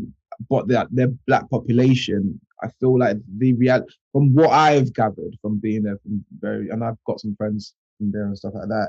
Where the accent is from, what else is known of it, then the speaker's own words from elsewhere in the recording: London, United Kingdom; I think this is my curse as a Londoner